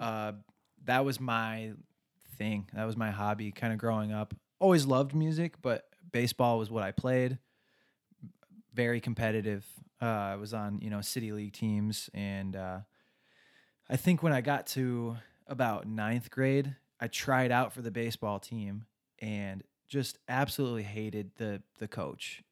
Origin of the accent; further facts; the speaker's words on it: Westland, Michigan, United States; also born or lived in Livonia, Michigan; I was born in Westland, Michigan, small town, uh, went to high school there, and then commuted to college from there